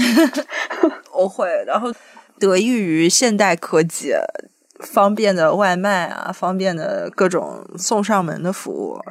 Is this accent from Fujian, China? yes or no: yes; Fujian, China; 平潭岛，在我们老家那边，福建